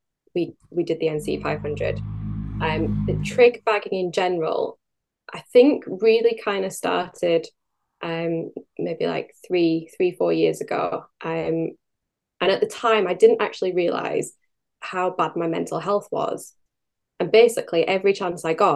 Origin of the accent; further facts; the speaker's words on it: Gairloch, Scotland, United Kingdom; moved away; I grew up in Gerlach on the West Coast, and it really is in the heart of the Highlands